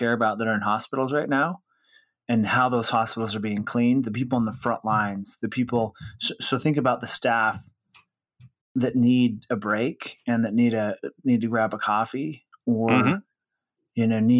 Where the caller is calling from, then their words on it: Salt Lake City, Utah, United States; Well, I'm home sequestered in Salt Lake City, Utah, which is where I live most of the time when I'm not traveling